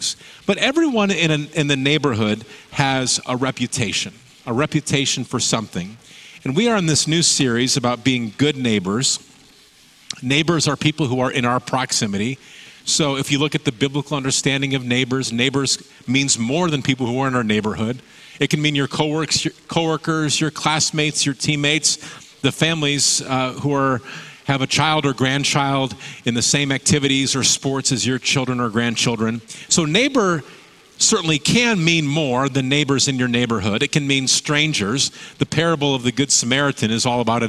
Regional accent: Michigan, United States; now in Salem, United States; the neighborhood where I grew up in Michigan

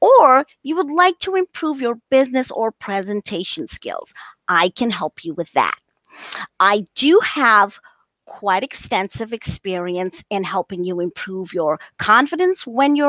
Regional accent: South Africa; I am from South Africa.

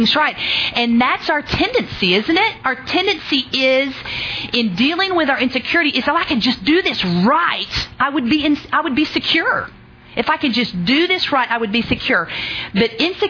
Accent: Oklahoma, United States; I'm from Oklahoma.

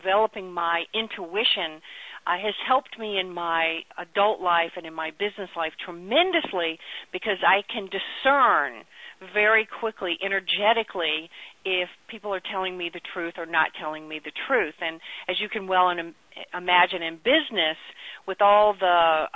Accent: Chuckatuck, Virginia, United States; I grew up in Chucky Tuck, Virginia, which was literally a tiny little place that had 60 people in it

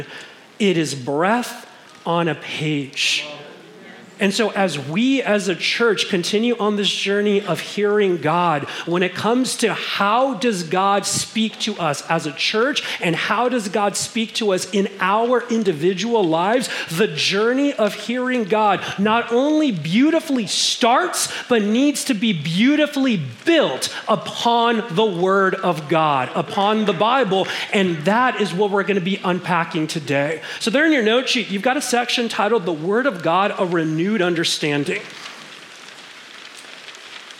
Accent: Los Angeles, California, United States; we grew up in Mission Hills, there's a little strip mall on Sepulveda and San Fernando Mission

